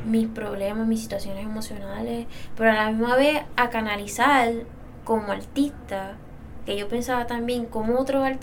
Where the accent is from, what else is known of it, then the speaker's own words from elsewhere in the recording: Dorado, Puerto Rico; Ah, yo soy de Dorado